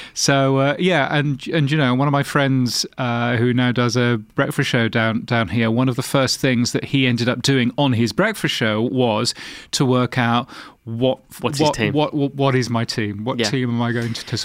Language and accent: English; London, United Kingdom; Well, I was born in Hammersmith. Obviously, I couldn't live in Hammersmith because I'm not made of money. So I ended up living in North London, very close to a place called Cock Foster's